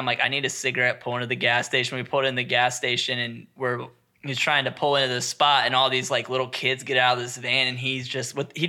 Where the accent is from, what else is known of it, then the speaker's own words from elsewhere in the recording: Ohio, United States; I'm from Amish country.